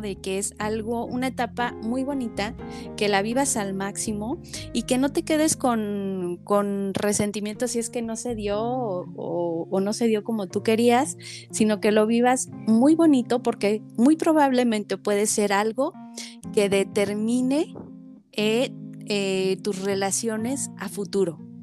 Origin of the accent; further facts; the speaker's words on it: Mexico; como, latinos o como mexicanos